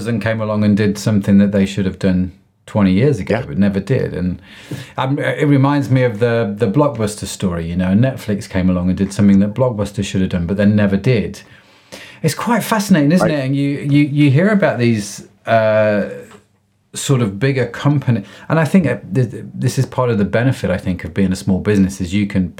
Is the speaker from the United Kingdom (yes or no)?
yes; United Kingdom; I'm a Brit. I live in the UK